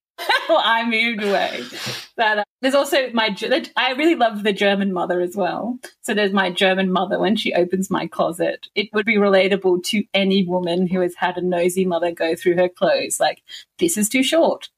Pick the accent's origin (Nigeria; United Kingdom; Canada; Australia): Australia; Newcastle, New South Wales; moved away; I grew up in Newcastle